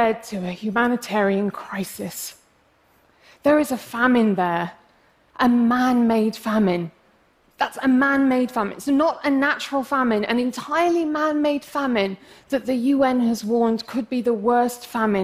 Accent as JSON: {"language": "English", "region": "England", "country": "United Kingdom"}